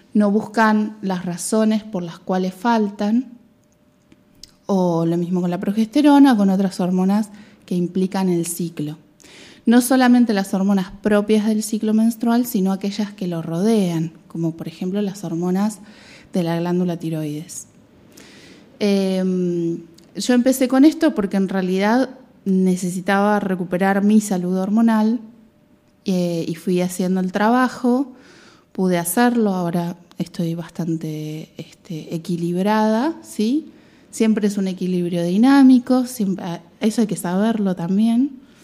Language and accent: Spanish; Mar del Plata, Buenos Aires Province, Argentina; moved away as an adult; also born or lived in Patagonia; now in Spain; viví toda mi vida en Mar del Plata